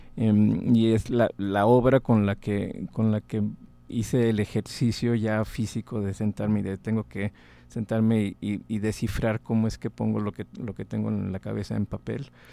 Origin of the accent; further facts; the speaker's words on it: Monterrey, Nuevo León, Mexico; moved away as an adult; also born or lived in Texas / Indiana; Soy em, originario de Monterrey